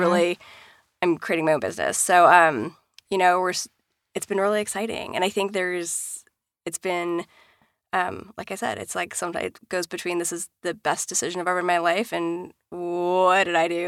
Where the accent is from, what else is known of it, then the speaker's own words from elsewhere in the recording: Washington, United States; I grew up in Washington State and Mount Rainier is there